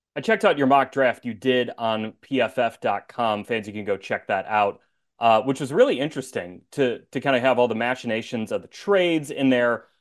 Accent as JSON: {"language": "English", "town": "Chicago", "region": "Illinois", "country": "United States", "tie": "born or raised there", "said": "I grew up in Chicago."}